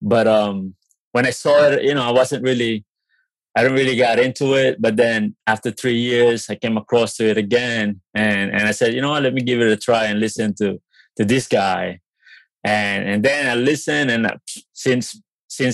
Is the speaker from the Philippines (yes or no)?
yes; Philippines; also born or lived in Fort Wayne, Indiana, United States; now in New York, United States; I'm originally from the Philippines. I grew up in the Philippines. Came to United States back in 2003.